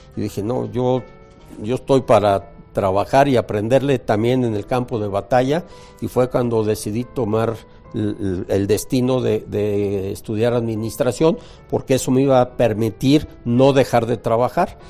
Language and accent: Spanish; Mexico; como cualquier mexicano de mi edad contemporáneo